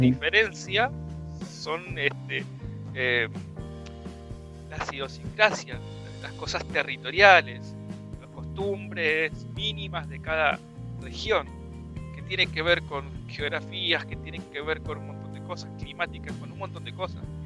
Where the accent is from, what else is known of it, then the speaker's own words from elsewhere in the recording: Buenos Aires Province, Argentina; yo, como bonaerense